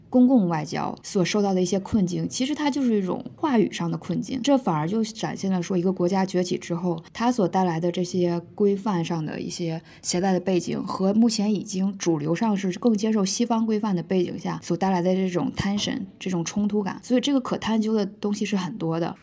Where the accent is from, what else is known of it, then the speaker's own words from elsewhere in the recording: China; moved away as an adult; now in Scotland, United Kingdom; 作为一个在中国土生土长的人